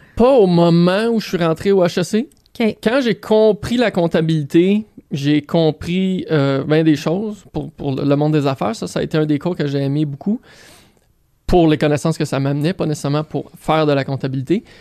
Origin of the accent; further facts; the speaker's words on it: Saint-Lambert, Quebec, Canada; also born or lived in Greenfield Park, Quebec; Je suis né, euh, je suis né à Greenfield Park, à l'hôpital Charlemagne. Euh, j'ai grandi à Saint-Lambert